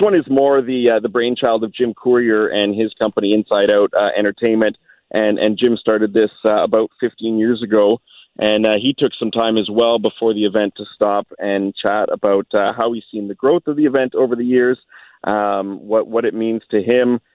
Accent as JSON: {"language": "English", "country": "Canada", "said": "being Canadian"}